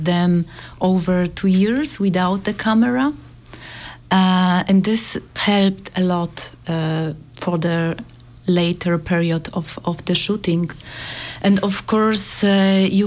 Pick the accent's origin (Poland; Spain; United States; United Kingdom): Poland; we are from Poland, so it's a neighbor state